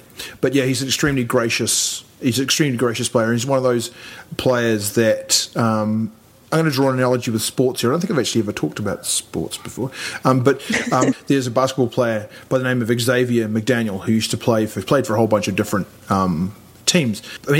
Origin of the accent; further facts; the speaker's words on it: New Zealand; Well, I know I'm a New Zealander actually, and or English even.